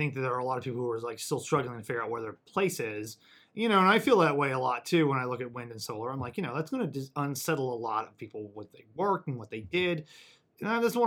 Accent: Webster County, Missouri, United States; moved away; We were dairy farmers, and there's no dairy farmers left in Webster County anymore

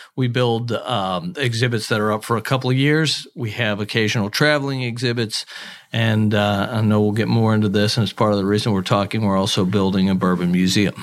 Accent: Cincinnati, Ohio, United States; moved away as an adult; also born or lived in Milwaukee; now in Kentucky, United States; I'm born and raised in Cincinnati

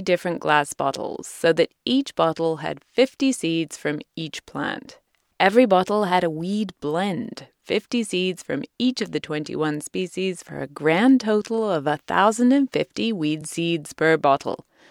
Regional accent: United Kingdom; moved away; he's a legend in my home country

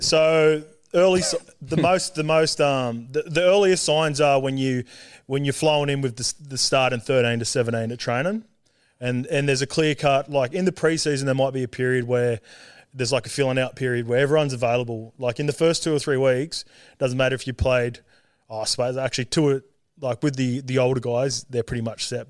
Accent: Sydney, New South Wales, Australia; also born or lived in Auckland, New Zealand / Salford, England; when I was three, we moved back to Australia and we, I grew up in, like, Western Sydney out Saint Clair Way near Penrith

